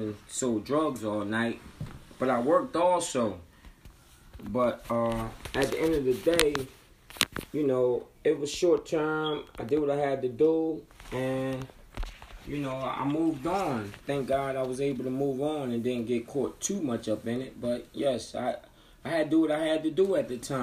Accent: Philadelphia, Pennsylvania, United States; born or raised there

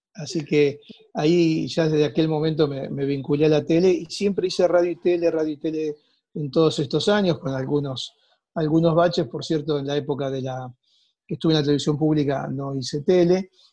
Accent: Rosario, Santa Fe, Argentina; moved away; Yo soy de Rosario, estudié en Rosario, nací allí, me crié en un pueblo cercano

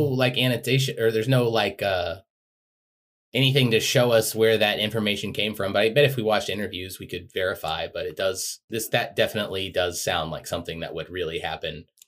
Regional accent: United States; I grew up in America

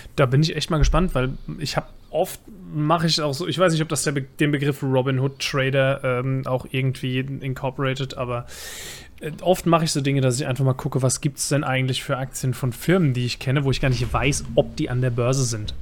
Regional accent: Bavaria, Germany; now in Mainz, Germany; Ich bin eingewanderter Bayer

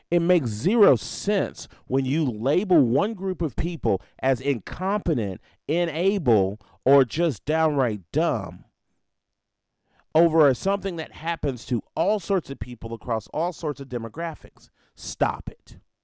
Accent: Nashville, Tennessee, United States; my hometown of Nashville

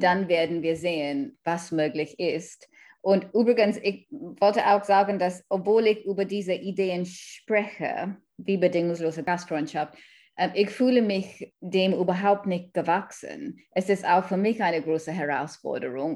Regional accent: Kenya; German is a second language; also born or lived in India / London, United Kingdom; now in Germany; Ich komme aus einer indischen Familie, ich bin in Kenia aufgewachsen

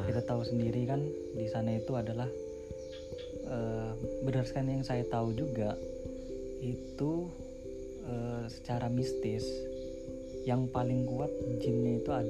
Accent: East Kalimantan, Indonesia; ya uh, saya asli Kalimantan Timur cuma untuk kuliah di Jogja

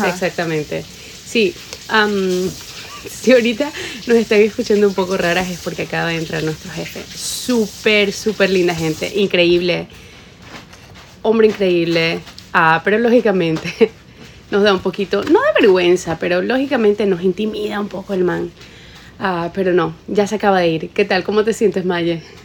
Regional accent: Ecuador; yo soy de Ecuador, la mitad del mundo

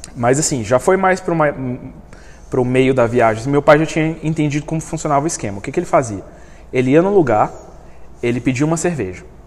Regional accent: Brazil; eu sou brasileiro

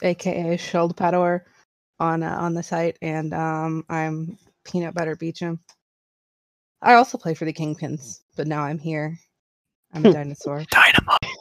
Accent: Texas, United States; I grew up in Texas and tried to be a Rangers fan for a while

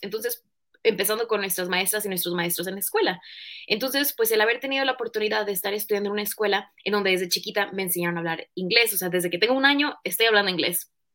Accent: Tampico, Tamaulipas, Mexico; yo nací en Tampico, Tamaulipas, entonces digamos que nací en un estado en donde pues la mayor parte de mi niñez fue un espacio en donde me sentía

